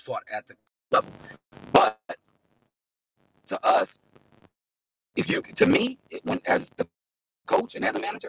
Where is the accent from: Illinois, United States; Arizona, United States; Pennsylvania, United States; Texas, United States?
Illinois, United States; Chicago; I grew up in Chicago my whole life